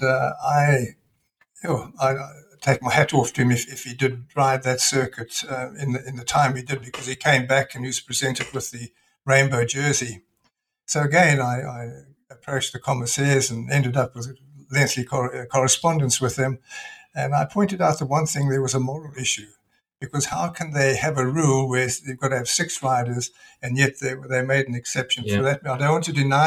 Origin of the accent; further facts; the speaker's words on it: Scotland, United Kingdom; moved away; I was born in Scotland